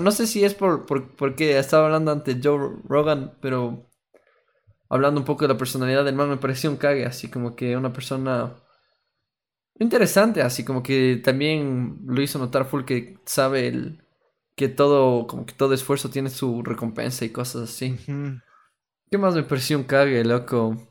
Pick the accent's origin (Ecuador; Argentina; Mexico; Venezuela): Ecuador; como nos expresamos aquí como ecuatorianos